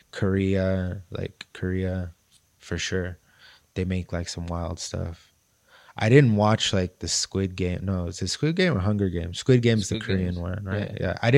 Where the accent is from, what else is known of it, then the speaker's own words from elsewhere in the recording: United States; I'm from America.